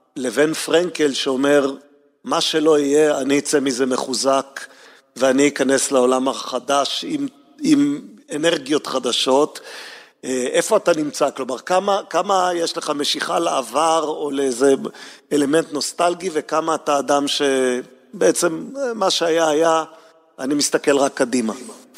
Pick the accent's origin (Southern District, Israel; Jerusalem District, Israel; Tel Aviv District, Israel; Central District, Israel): Jerusalem District, Israel; Jerusalem; גם אני גדלתי בה